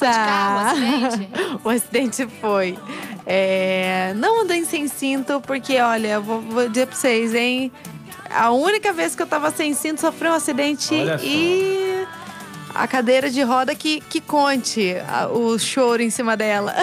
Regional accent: Curitiba, Paraná, Brazil; also born or lived in Campo Grande, Mato Grosso do Sul; Curitibana. Sou de Curitiba. Morei um tempo em Campo Grande, mas voltei a Curitiba

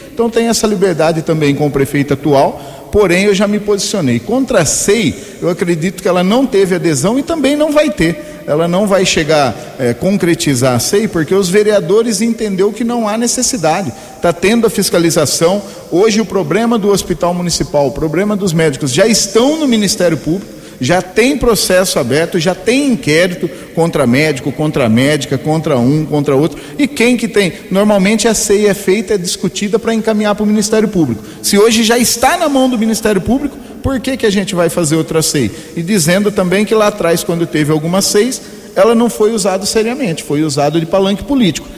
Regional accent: Americana, São Paulo, Brazil; Nós viemos do Cordenúncio, bairro que eu nasci, que eu cresci

